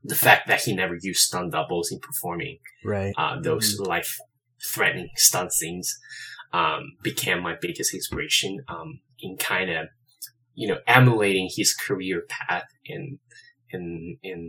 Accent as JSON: {"language": "English", "country": "China", "moved": "as an adult", "lives_now": "Los Angeles, United States", "said": "I am originally from China. I moved to LA roughly 8-9 years ago"}